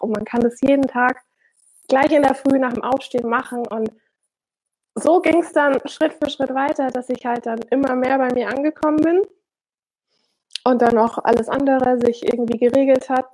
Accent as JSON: {"language": "German", "country": "Germany", "also_born_or_lived": "Switzerland", "moved": "yes", "said": "ich als Deutsche ja eigentlich in dem Land lebe"}